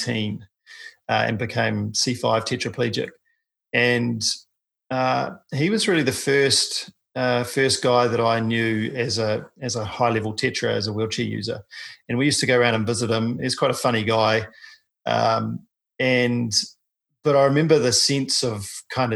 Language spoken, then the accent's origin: English; New Zealand; I'm a paraplegic from New Zealand